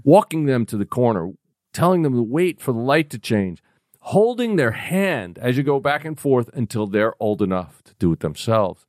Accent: New York City, New York, United States; I am from the Bronx

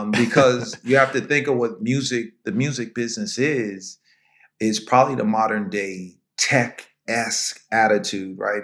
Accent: Valhalla, New York, United States; also born or lived in White Plains, New York; now in New Jersey, United States; I'm born and raised in White Plains, New York. Actually, Valhalla

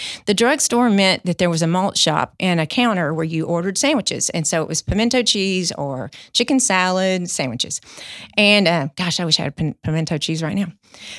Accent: Mahia, Texas, United States; born there; So I was born in 1965 in January in a tiny town, Mahia, Texas.

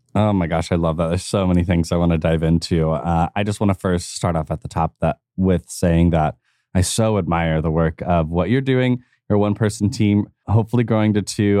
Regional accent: United States; me as an American

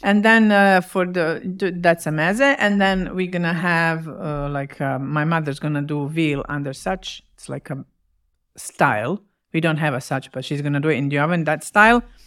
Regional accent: Bosnia & Herzegovina; English is a second language; moved away as an adult; also born or lived in Winnipeg, Canada

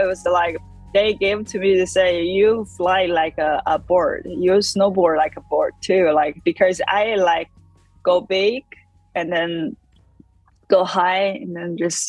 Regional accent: China; I'm from China, and I'm a snowboarder.

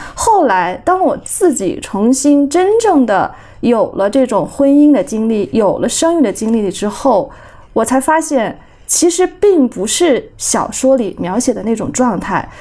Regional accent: Kunming, Yunnan, China; moved away as an adult; 因为我们老家就是在昆明，所以我就是要回来工作

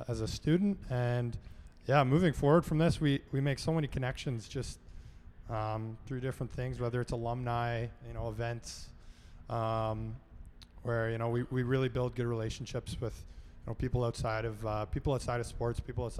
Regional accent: between Goderich and Clinton, Ontario, Canada; moved away as an adult; also born or lived in Nova Scotia; now in Wolfville, Canada; I grew up about an hour from London. It's a little town. It's in between Goderich and Clinton.

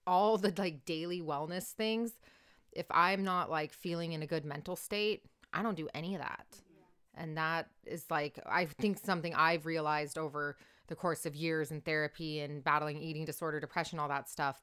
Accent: Orange County, California, United States; I grew up in Orange County in a super micro bubble

